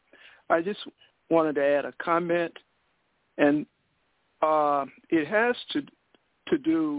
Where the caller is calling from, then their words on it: Georgia, United States; I'm calling from Georgia.